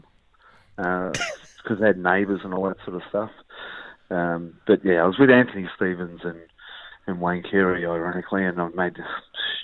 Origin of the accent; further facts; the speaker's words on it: Dandenong, Victoria, Australia; I grew up in Noble Park, Dandenong, you know, fairly rough area